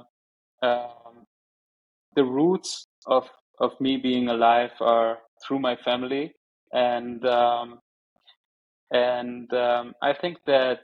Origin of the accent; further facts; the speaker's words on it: Germany; English is a second language; also born or lived in Tehran, Iran; the first part of my life growing up in Germany was close to my aunt here